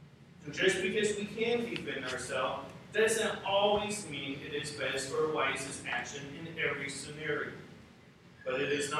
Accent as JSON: {"language": "English", "country": "United States", "said": "As an American"}